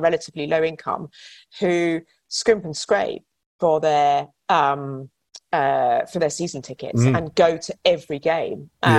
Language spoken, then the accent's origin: English; Hythe, South East England, United Kingdom; I grew up in Hythe on the coast of Kent